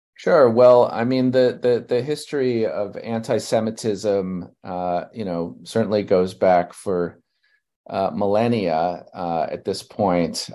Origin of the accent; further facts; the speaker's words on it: New York City, New York, United States; I grew up in Brooklyn, New York